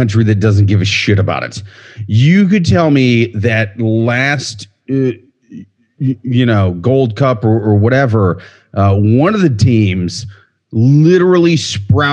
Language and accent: English; United States; as an American